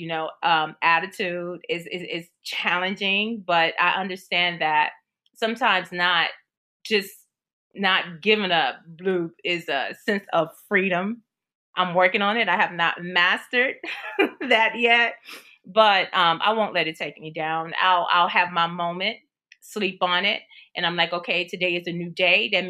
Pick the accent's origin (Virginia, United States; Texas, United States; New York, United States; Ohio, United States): Texas, United States; I'm in Atlanta, Georgia right now. I'm from Texas